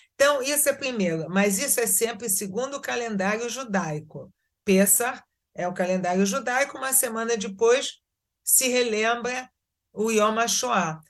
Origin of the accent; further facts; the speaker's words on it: Rio de Janeiro, Brazil; moved away as an adult; also born or lived in Israel; now in Tzur Yitzhak, Israel; eu nasci no Brasil, no Rio de Janeiro, fiz toda a minha vida profissional e acadêmica no Rio de Janeiro